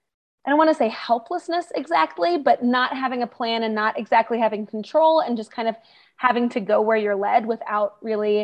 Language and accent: English; outside DC on the Virginia side, United States; moved away as an adult; I grew up outside DC on the Virginia side